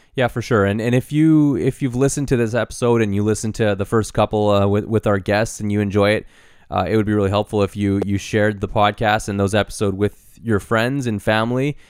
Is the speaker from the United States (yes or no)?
no; Canada; we're in Canada and we're proudly Canadian